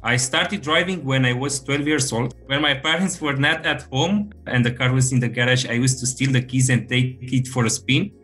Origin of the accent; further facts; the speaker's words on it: Romania; moved away as an adult; now in Germany; I'm originally from Romania